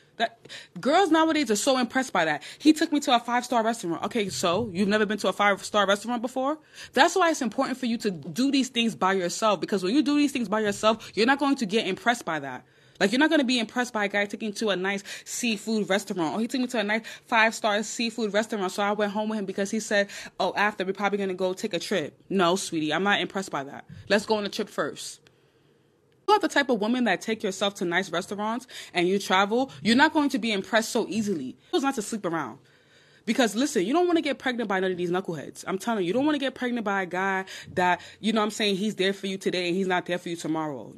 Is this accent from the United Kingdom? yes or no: no; Nigeria; I'm Nigerian